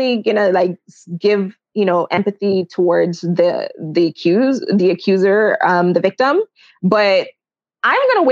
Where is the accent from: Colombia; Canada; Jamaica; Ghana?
Jamaica; I'm Jamaican